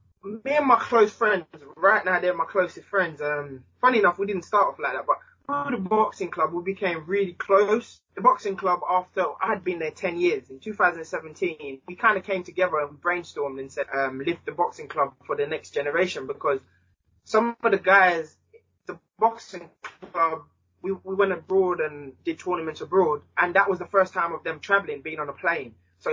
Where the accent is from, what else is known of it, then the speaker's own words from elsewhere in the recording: Jamaica; now in England; And as I said, myself, especially when I moved from Jamaica to England, just the amount of people that helped me in sport and outside of sport and my whole community.